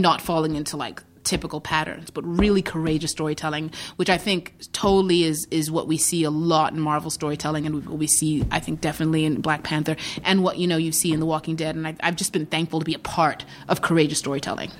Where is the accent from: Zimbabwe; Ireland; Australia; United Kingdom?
Zimbabwe; born or raised there; moved away; also born or lived in Iowa, United States / New York, United States